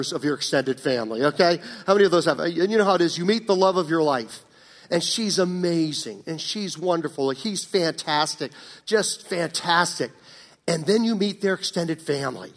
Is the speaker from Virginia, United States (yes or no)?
yes; Virginia, United States; when I grew up in Virginia years ago